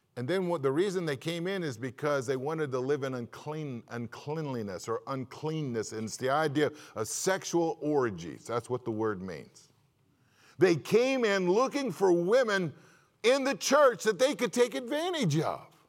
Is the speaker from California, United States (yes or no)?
yes; California, United States; moved away; I'm from California.